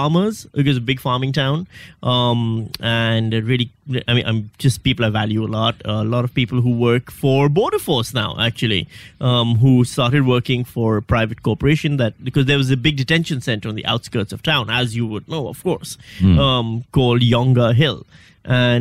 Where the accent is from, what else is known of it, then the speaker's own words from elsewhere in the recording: Pakistan; moved away as an adult; also born or lived in Karachi / Western Australia; now in Melbourne, Australia; I'm from Pakistan.